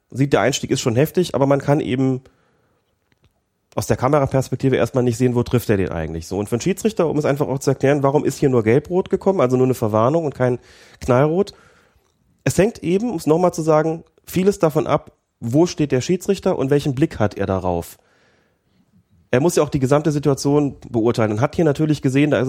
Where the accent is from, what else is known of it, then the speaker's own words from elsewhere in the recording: Bad Nenndorf, Lower Saxony, Germany; Ich komme ja aus Bad Nendorf, also einem mhm. Kurort